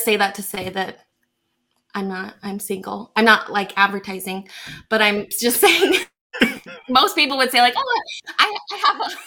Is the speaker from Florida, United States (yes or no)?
no; Scottsdale, Arizona, United States; also born or lived in Dallas, Texas; I am born and raised in Scottsdale, Arizona, Phoenix. I've lived here my whole life